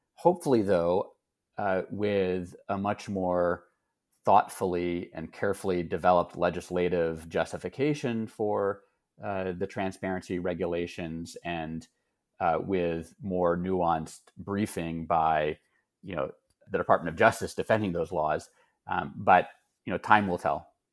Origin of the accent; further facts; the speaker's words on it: Texas, United States; moved away; I grew up in Texas and my family still lives there.